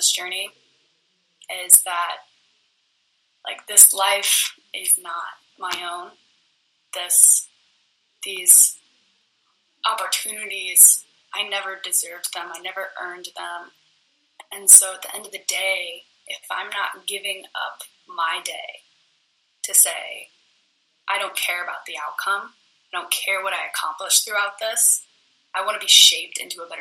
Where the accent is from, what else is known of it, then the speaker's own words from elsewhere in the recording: United States; I was born in America.